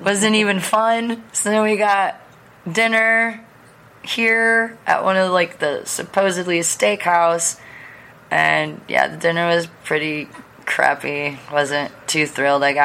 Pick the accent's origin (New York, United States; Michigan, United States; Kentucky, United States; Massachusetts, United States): Michigan, United States; I'm from Michigan. I'm very, very familiar with Detroit